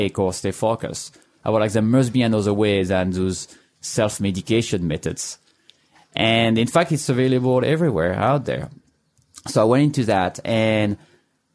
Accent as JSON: {"language": "English", "country": "France", "second_language": "English", "moved": "as an adult", "lives_now": "United States", "said": "As you can hear, I'm not from here. I'm from France. And so I arrived here now 10, 11 years ago"}